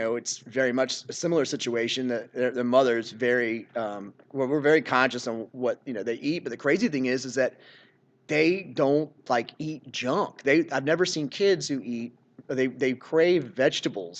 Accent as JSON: {"language": "English", "town": "Seaford", "region": "Virginia", "country": "United States", "tie": "born or raised there", "said": "I grew up in Seaford, which is just down W Boulevard"}